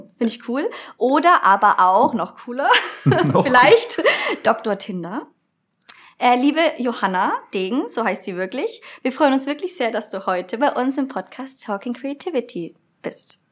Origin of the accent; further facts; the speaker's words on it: Nuremberg, Bavaria, Germany; ich komme eigentlich aus Nürnberg